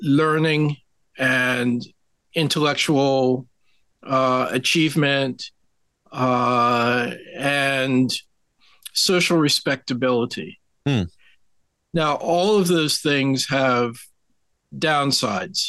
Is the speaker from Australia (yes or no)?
no; Millville, New Jersey, United States; a little chapel for African Americans in my hometown of Millville in South Jersey, down in the Pines